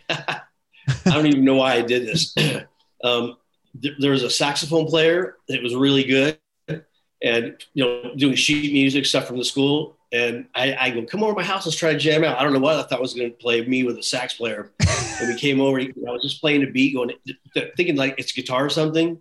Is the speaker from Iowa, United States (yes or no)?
no; Bakersfield, California, United States; also born or lived in San Leandro, California / Kansas / Los Angeles / Huntington Beach; I was born in San Leandro, up by Oakland. Okay. Then yeah, I moved to Kansas for a couple years, and then to Bakersfield until I was 17, then down